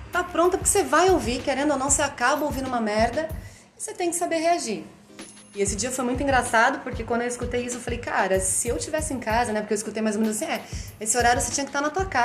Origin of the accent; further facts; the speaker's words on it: São Paulo, Brazil; que foi a minha adolescência lá no ABC, o pagode era forte